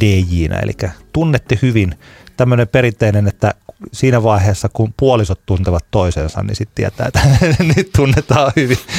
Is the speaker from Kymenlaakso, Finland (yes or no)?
no; Tampere, Pirkanmaa, Finland; minä olen tamperelainen